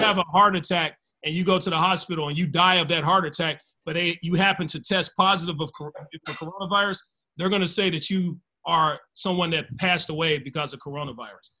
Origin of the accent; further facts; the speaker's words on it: United States; I'm American, but I'm I'm African American, but I'm American.